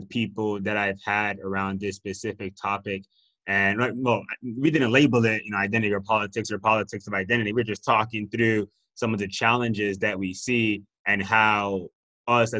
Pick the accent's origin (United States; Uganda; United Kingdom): United States; Miami, Florida; moved away; also born or lived in Austin; I'm from Miami, so I already had a whole bunch of different cultures